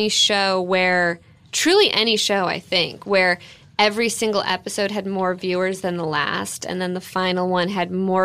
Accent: Arcadia, California, United States; also born or lived in New York; I was born in Arcadia, so kind of nearby.

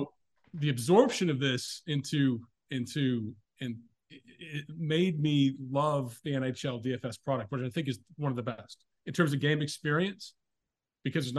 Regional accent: Oshawa, Ontario, Canada; I was born in Oshawa in Canada, Ontario.

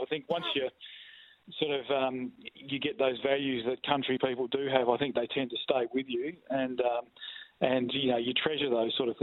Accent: Darkan, Western Australia, Australia; also born or lived in Narrogin; I grew up in Darkin, so which is a town between Collie and Williams, and it's a little farming community

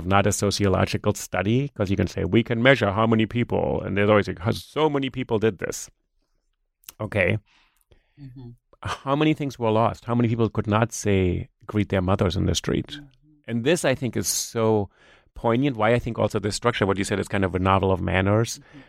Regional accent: New York, United States; English is a second language; if I say, you know, I'm a New Yorker, people look at me and say, well, yeah, but where are you really from? So it's kind of interesting because I have an accent.

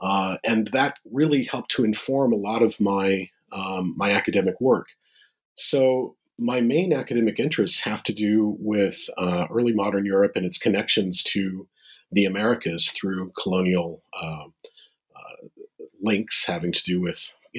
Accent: Midwest, United States; also born or lived in Boston; Well, I should start by saying that I'm a Midwesterner, and so I don't naturally come to maritime things

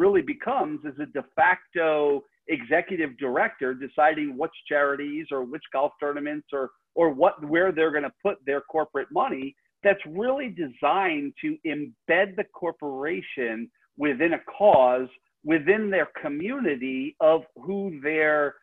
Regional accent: Rhode Island, United States; I grew up in Rhode Island, so I'm a Red Sox fan.

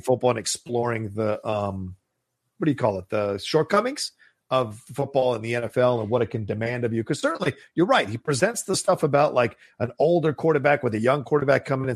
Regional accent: Virginia, United States; I grew up in Virginia

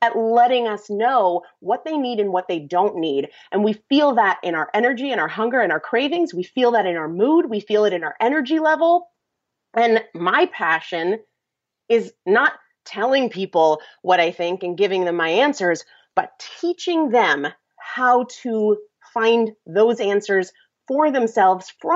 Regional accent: New England, United States; I'm from New England

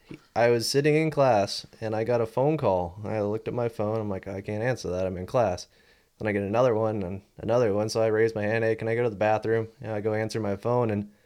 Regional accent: Redondo Beach, California, United States; Yeah, we're all from Redondo area.

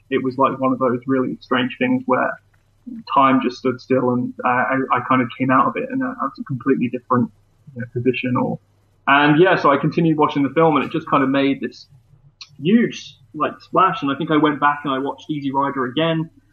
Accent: Leicester, East Midlands, United Kingdom; bands that kind of came through my hometown and bands that also were living there too. And I made like a, um, a documentary film, um, about sort of four bands within, within that, within Leicester

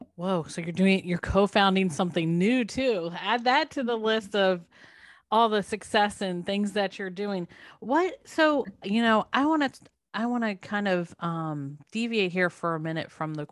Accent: United States; accent: very American; my very American accent

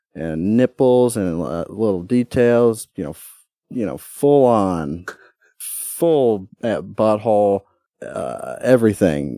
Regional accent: United States; my God-given right as a American

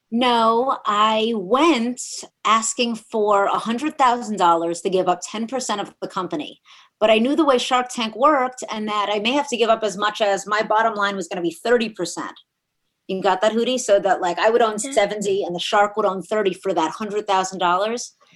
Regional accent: South Florida, United States; also born or lived in New York City / Miami / Boca Raton; So South Florida is really where I grew up.

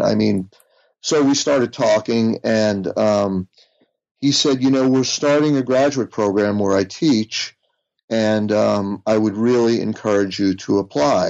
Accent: United States; growing up outside of New York

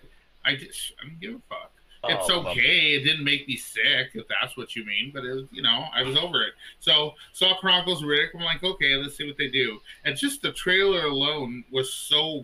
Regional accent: Los Angeles, California, United States; I grew up in East

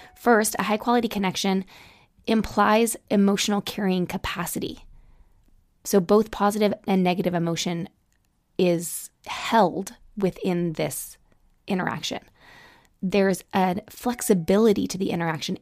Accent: Utah, United States; I grew up in Utah

